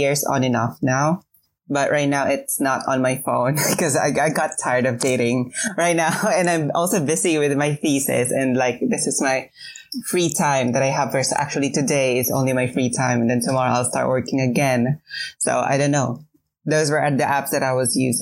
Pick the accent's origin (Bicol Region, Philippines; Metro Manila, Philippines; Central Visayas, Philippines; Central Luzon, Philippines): Metro Manila, Philippines; Quezon City; I was born and raised in Quezon City